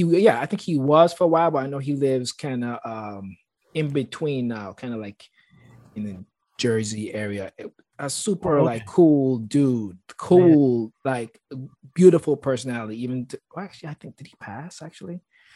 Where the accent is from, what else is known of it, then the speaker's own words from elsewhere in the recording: St. Thomas, U.S. Virgin Islands; when I came from when I came to Berkeley from St. Thomas